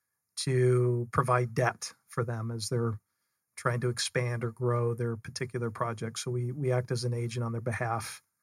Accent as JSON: {"language": "English", "town": "Salt Lake City", "region": "Utah", "country": "United States", "tie": "born or raised there", "said": "So I am originally from Salt Lake City, Utah, born and raised up there, had four older sisters."}